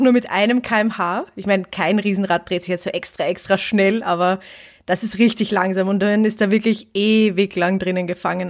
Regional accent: Vienna, Austria; ich komme aus Wien

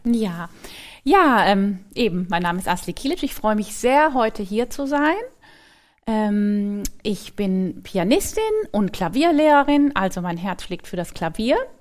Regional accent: Frankfurt am Main, Hesse, Germany; moved away as an adult; also born or lived in Cologne; now in Mannheim, Germany; Ich bin in Frankfurt am Main geboren und da war ich auch ähm, bis zum Abitur

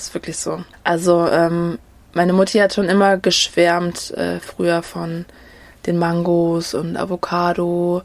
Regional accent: Dresden, Saxony, Germany; ich bin ähm, in Deutschland geboren, äh, genauer gesagt in Dresden

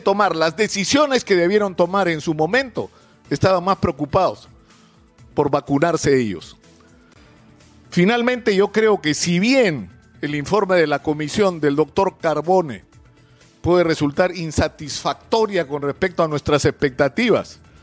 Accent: Peru; todos los peruanos

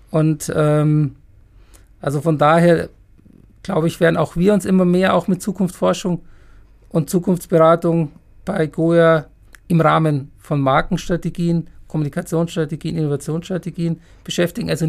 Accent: Munich, Bavaria, Germany; now in Heidelberg, Germany; In meiner Heimatstadt

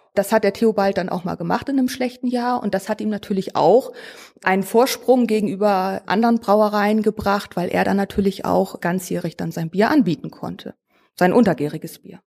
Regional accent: Northern Germany, Germany; moved away as an adult; also born or lived in Trier; now in Bitburg, Germany; Ich komme normalerweise aus Norddeutschland und bin dann sozusagen hier hängen geblieben

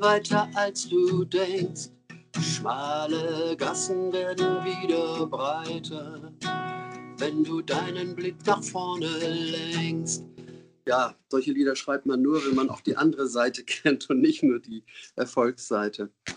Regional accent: Hamburg, Germany; Ich bin 47 in Hamburg geboren, in Winterhude.

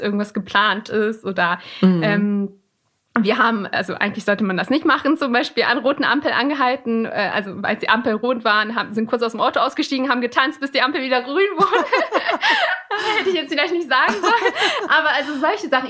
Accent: Alfeld, Lower Saxony, Germany; born or raised there; first language Persian; moved away as an adult; now in Göttingen, Germany

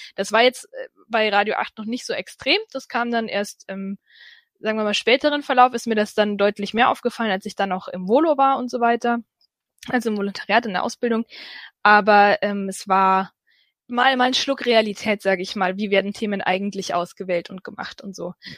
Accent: Ansbach, Bavaria, Germany; moved away; also born or lived in Allgäu; ich komme ja ursprünglich aus Ansbach

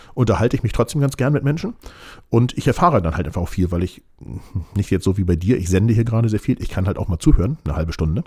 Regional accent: Hamburg, Germany; ich bin bestimmt ein Nordlicht, weil als Hamburger Jung, ich meine, ich würde auch sagen, Hamburg liegt im Norden

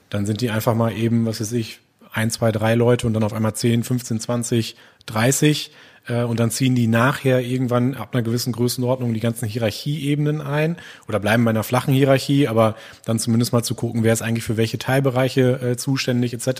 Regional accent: Gronau, North Rhine-Westphalia, Germany; now in Ochtrup, Germany; ich bin auch äh, gebürtiger Gronauer, wohne momentan in Ochtrup

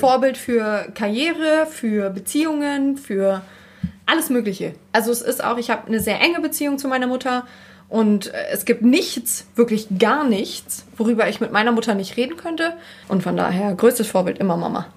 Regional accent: Berlin, Germany; now in Hamburg, Germany; Ursprünglich komme ich ja aus Berlin

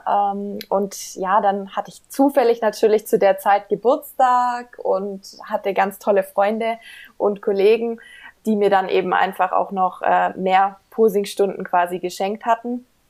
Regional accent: Ludwigsburg, Baden-Württemberg, Germany; ich komme aus Ludwigsburg

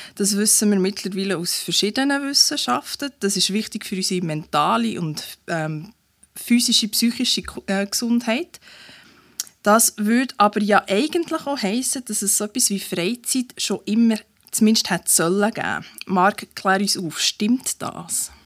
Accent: Bernese Oberland, Switzerland; now in Bern, Switzerland; Ich bin ja eine Zuzügliche. Ich bin im Berner Oberland aufgewachsen.

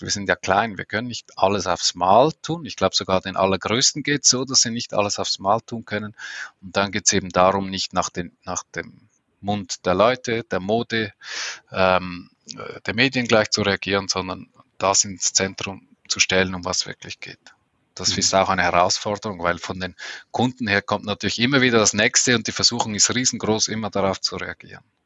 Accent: Switzerland; als Schweizer kann ich das schlecht sagen

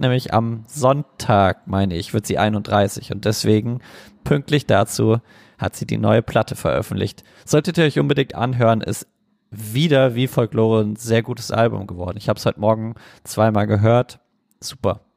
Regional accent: Germany; als Deutscher

